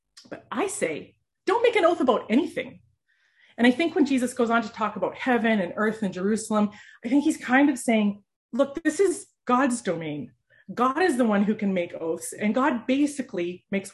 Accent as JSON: {"language": "English", "country": "Canada", "said": "as a Canadian"}